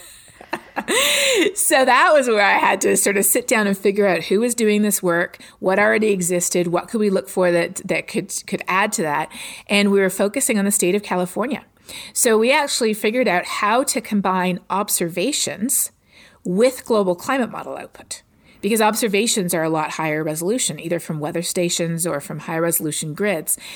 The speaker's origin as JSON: {"language": "English", "town": "Toronto", "region": "Ontario", "country": "Canada", "tie": "born or raised there", "moved": "as an adult", "lives_now": "Texas, United States", "said": "I'm from Toronto"}